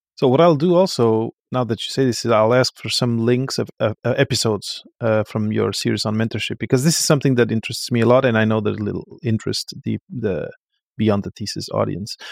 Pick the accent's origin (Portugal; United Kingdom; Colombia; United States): Portugal; moved away; I come from Portugal